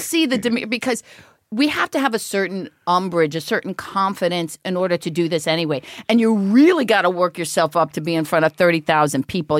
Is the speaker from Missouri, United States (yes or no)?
no; East Cleveland, Ohio, United States; moved away as an adult; also born or lived in Los Angeles; I grew up East Cleveland